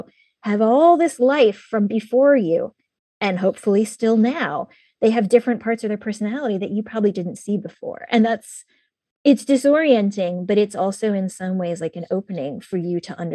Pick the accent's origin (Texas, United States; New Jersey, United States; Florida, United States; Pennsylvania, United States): Pennsylvania, United States; Pittsburgh; born there; also born or lived in Shaker Heights; I was born in Pittsburgh in Pennsylvania, and I was in a little, you know, working class suburb. And I was the only Asian girl in my entire school.